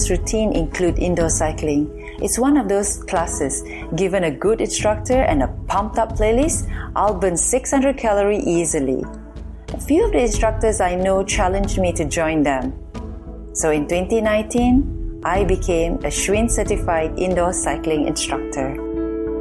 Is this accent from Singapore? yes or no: yes; Singapore; moved away as an adult; now in New York City, United States